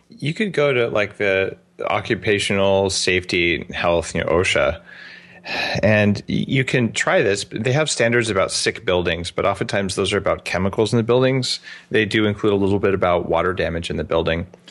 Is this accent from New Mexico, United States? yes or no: yes; Albuquerque, New Mexico, United States; now in Vancouver Island, Canada; I grew up in Albuquerque